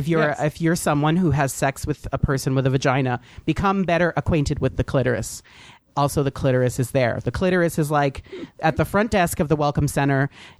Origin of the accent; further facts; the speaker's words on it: New Jersey, United States; I'm from New Jersey